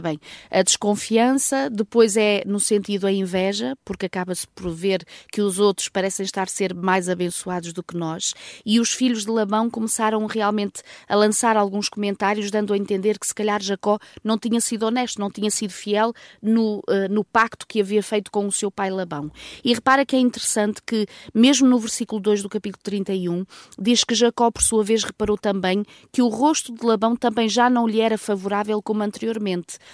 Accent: North, Portugal; moved away; Nós crescemos juntos lá em cima no Norte

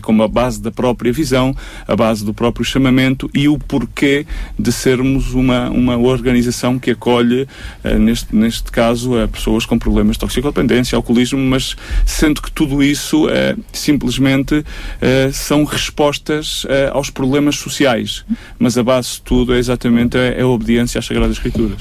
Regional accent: Évora, Alentejo, Portugal; moved away as an adult; also born or lived in Lisbon; eu sou de Évora, voltei para Évora

